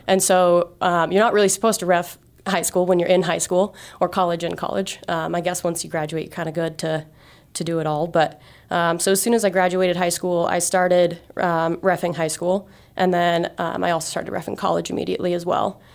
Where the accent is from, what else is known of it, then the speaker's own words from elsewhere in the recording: Great Falls, Montana, United States; I grew up in Great Falls, uh, you know, just a few hours from here